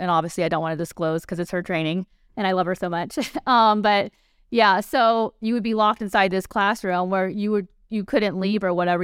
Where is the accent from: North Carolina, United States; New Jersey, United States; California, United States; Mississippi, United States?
Mississippi, United States; moved away as an adult; now in Las Vegas, United States; I grew up in Mississippi